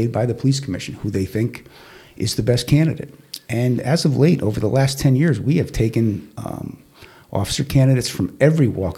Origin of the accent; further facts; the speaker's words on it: Stamford, Connecticut, United States; I was born and raised in Stanford